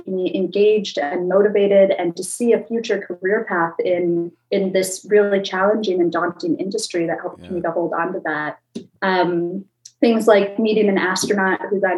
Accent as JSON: {"language": "English", "region": "Minnesota", "country": "United States", "tie": "born or raised there", "said": "I grew up in Minnesota, which being a very Midwest landlocked state"}